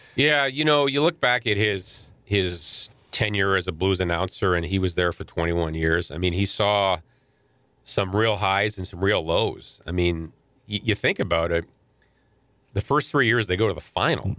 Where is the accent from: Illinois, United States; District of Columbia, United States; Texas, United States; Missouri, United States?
Missouri, United States; St. Louis; born or raised there; also born or lived in Ottawa, Canada